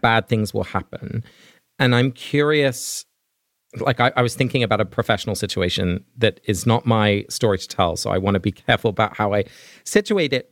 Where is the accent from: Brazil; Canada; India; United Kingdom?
United Kingdom; England; as a little child growing up in England